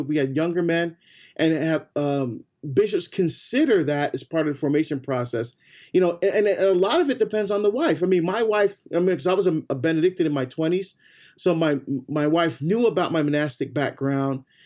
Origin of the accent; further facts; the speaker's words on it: Barbados; now in United States; I was born in Barbados, so me right. we're first generation to come to the U.S.